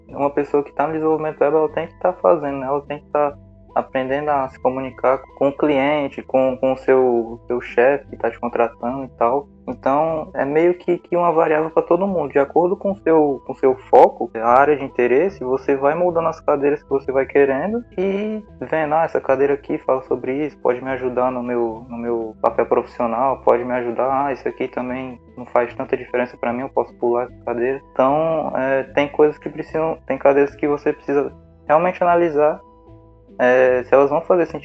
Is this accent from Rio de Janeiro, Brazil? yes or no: no; Quixeramobim, Ceará, Brazil; eu sou de, de outra cidade, né? Sou de Quixerambim.